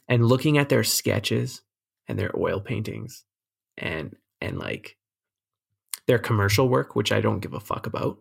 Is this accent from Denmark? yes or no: no; Canada